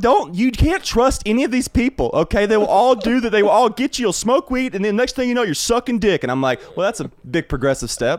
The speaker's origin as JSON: {"language": "English", "town": "Brookwood", "region": "Alabama", "country": "United States", "tie": "born or raised there", "also_born_or_lived": "Tuscaloosa, Alabama", "moved": "yes", "said": "I'm from Brookwood"}